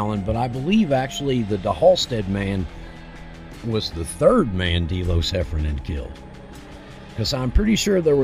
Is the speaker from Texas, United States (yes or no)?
no; Salem, Indiana, United States; I was from Salem, Indiana